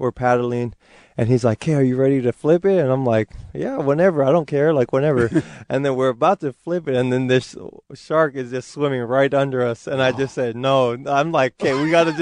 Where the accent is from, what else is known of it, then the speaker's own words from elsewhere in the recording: Kailua-Kona, Hawaii, United States; first language Hawaiian; English is a second language; moved away as an adult; also born or lived in Utah; now in Seattle, United States; I'm from the Big Island, Kailua-Kona